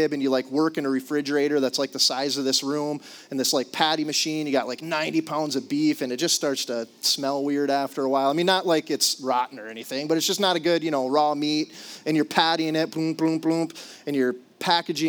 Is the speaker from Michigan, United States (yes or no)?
yes; Upper Peninsula, Michigan, United States; now in Duluth, United States; I'm from the Upper Peninsula